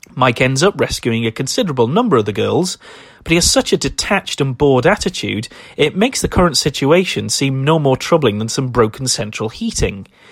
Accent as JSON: {"language": "English", "country": "United Kingdom", "said": "as a British person"}